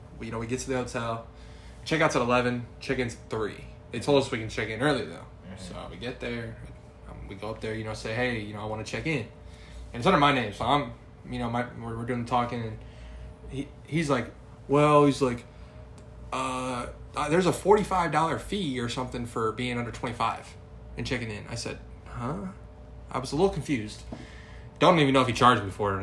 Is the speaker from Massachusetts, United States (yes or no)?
no; Illinois, United States; we're from Illinois